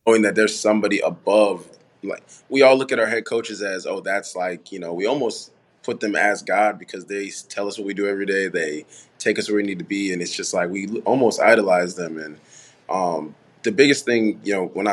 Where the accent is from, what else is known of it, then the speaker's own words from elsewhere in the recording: Farmington Hills, Michigan, United States; also born or lived in Haiti; I'm originally from Haiti, but we grew up in Michigan, Farmington Hills, Detroit area